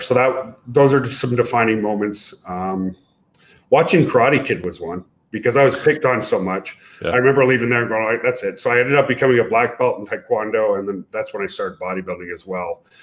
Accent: Canada; moved away as an adult; also born or lived in Ottawa, Ontario, Canada; now in United States; I'm a Canadian US citizen now

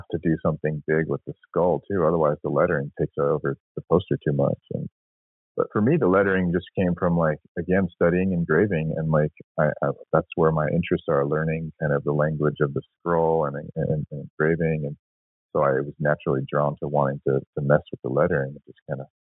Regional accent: San Francisco, California, United States; I grew up in San Francisco, born in the late 70s

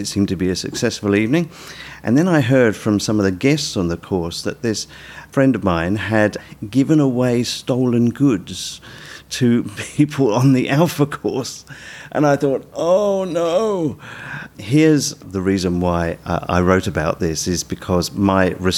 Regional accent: United Kingdom; moved away as an adult; now in Australia; people will tell from my accent that I'm from the UK. This was not long after Sue and I came to Australia

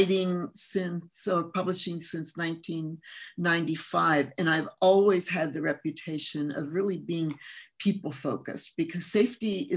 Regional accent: California, United States; English is a second language; also born or lived in Mexico; I grew up in California starting at about age 10. And before that, I was in Mexico living as a child and going to school there

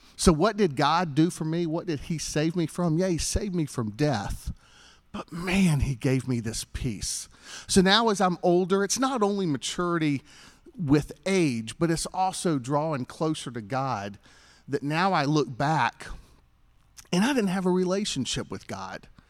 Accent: Greenville, South Carolina, United States; I grew up here in Greenville.

